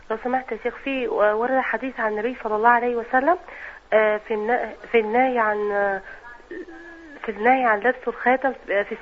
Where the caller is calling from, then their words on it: Iraq; الله يجزاك خير إن شاء الله أنا من العراق